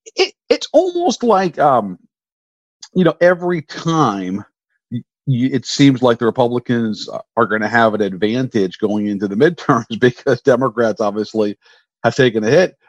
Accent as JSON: {"language": "English", "region": "Virginia", "country": "United States", "tie": "born or raised there", "said": "my home state in Virginia"}